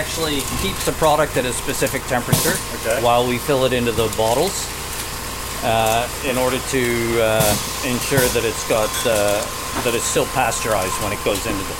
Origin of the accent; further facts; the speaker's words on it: Bahamas; also born or lived in Montreal / Wolfville, Nova Scotia; now in Rigaud, Canada; I grew up in the Bahamas where I played in the jungle was my playground.